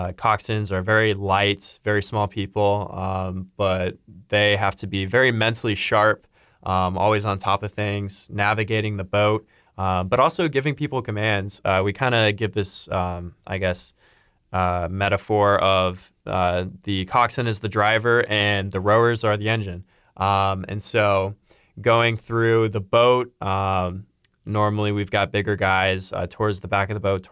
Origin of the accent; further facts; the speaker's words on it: St. Louis, Missouri, United States; moved away; I'm from St. Louis, and so I ended up joining SLRC